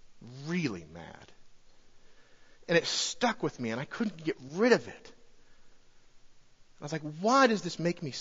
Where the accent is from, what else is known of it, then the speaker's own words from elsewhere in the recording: Colorado, United States; moved away; I'm from Colorado